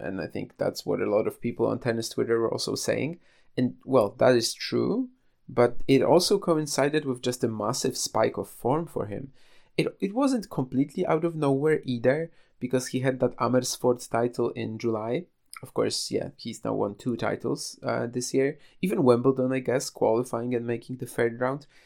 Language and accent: English; Poland; I was already back home in, trying to get back to my hometown, I guess, but I was already in Poland